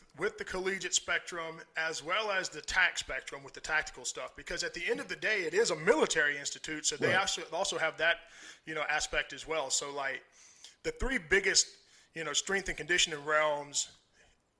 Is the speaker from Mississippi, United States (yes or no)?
yes; Mississippi, United States; the southeast regions where I'm from. I'm from Mississippi